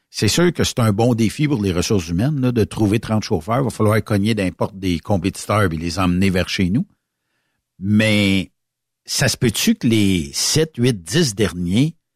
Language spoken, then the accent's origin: French; Victoriaville, Quebec, Canada; regarde, c'est parce que je viens de Victo, puis les gens ne le savent pas, ici, on est une douane bilingue.